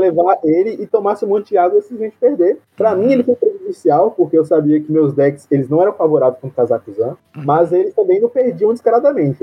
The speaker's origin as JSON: {"language": "Portuguese", "region": "Southern Bahia", "country": "Brazil", "said": "sou do Temo Sul da Bahia, tenho 19 anos"}